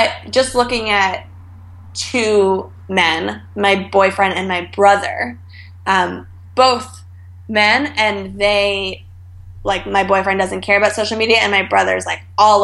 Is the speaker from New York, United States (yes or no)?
yes; Westchester, New York, United States; now in New York City, United States; I grew up in Westchester, so just like 30 minutes north of the city